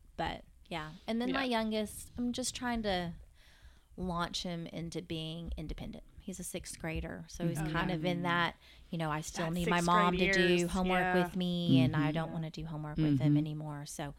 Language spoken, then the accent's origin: English; Fort Worth, Texas, United States; I'm from Fort Worth.